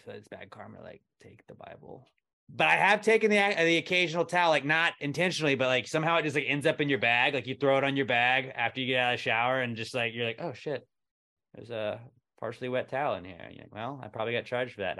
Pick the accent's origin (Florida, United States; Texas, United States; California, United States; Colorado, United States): Texas, United States; we're from Texas